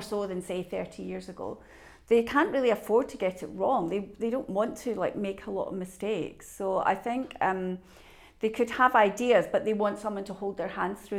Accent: Scotland, United Kingdom; I'm the Scottish side

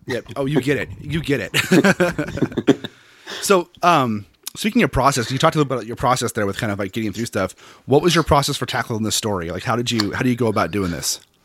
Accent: Seattle, Washington, United States; I'm from Seattle, so I don't like hot weather at all

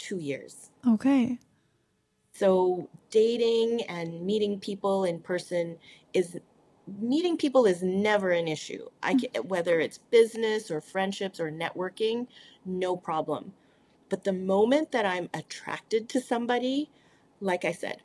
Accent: Canada; I'm an Asian who speaks French, and number two, that I'm Canadian.

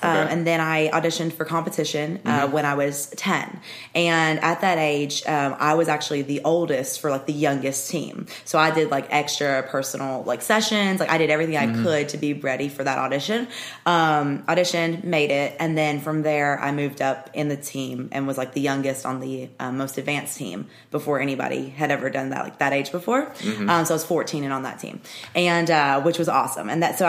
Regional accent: Murfreesboro, Tennessee, United States; born or raised there

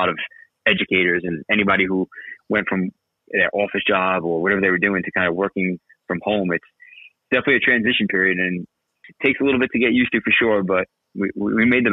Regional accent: New York City, New York, United States; moved away as an adult; also born or lived in Brooklyn / Staten Island; now in Central Jersey, United States; I lived in Brooklyn until I was about 12. And then I moved to Staten Island, where I've spent, you know, a large portion of my life until I got married. And then now I'm in Central Jersey

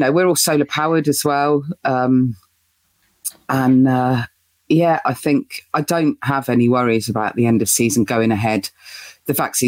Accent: United Kingdom; as British humans

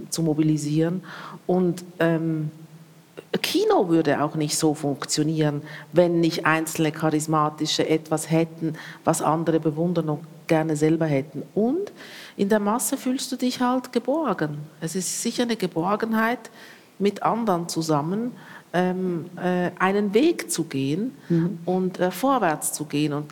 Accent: Switzerland; now in Berlin, Germany; Ich lebe jetzt schon sehr lange in, in Berlin und, und für mich als Schweizerin

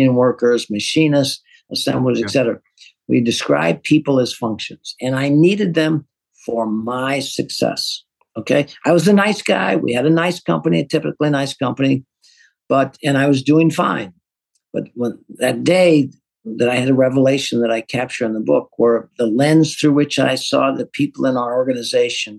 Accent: St. Louis, Missouri, United States; I'm an accountant from North St. Louis, running a manufacturing

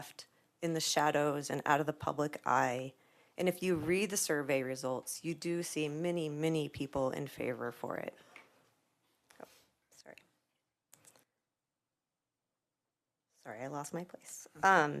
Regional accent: Boulder County, Colorado, United States; I was born and raised here in Boulder, or not Longmont, Boulder County

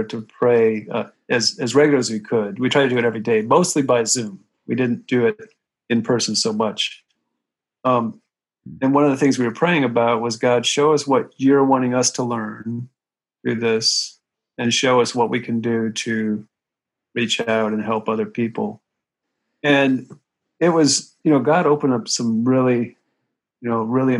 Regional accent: Ohio, United States; now in New York, United States; I grew up in Ohio, I have a lot of kind of middle America connections

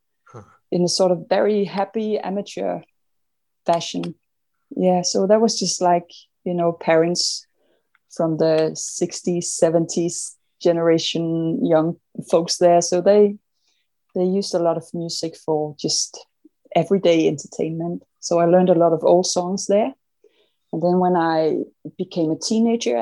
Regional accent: Himmerland, North Denmark Region, Denmark; I grew up in an area called Himmerland. Have you heard of that? It's sort of, it's an area in the middle of Jutland in Denmark

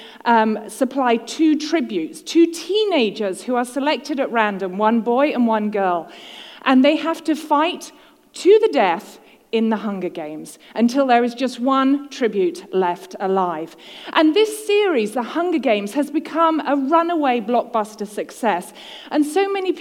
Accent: United Kingdom; now in United States; I'm a Brit in the USA

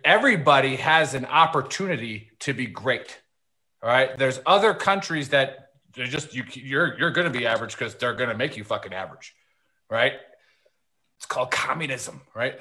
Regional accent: Milwaukee, Wisconsin, United States; I am from Milwaukee

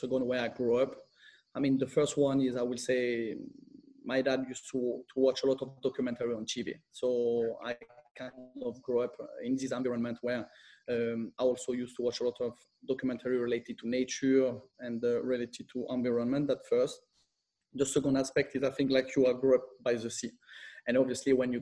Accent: France and Corsica, France; moved away as an adult; also born or lived in London, United Kingdom / Milan, Italy / Spain; I'm half French, half Italian. I grew up between France and Corsica.

